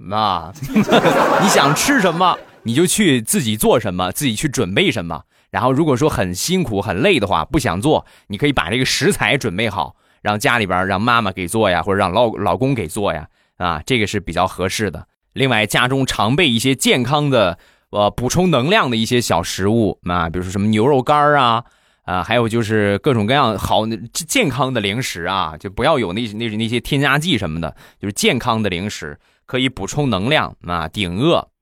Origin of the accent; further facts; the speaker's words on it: Rizhao, Shandong, China; 在山东，在我的家乡日照